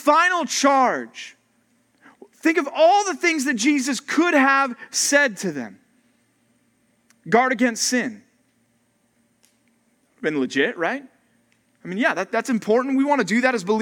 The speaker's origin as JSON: {"language": "English", "region": "Texas", "country": "United States", "tie": "born or raised there", "moved": "yes", "lives_now": "California, United States", "said": "my home country called Texas."}